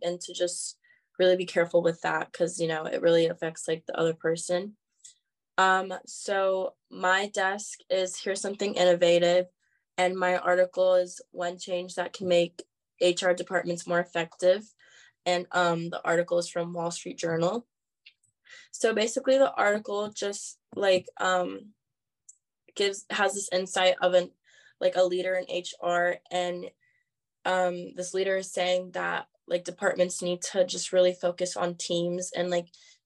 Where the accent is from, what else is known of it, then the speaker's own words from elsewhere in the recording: San Diego, California, United States; I'm from San Diego, California.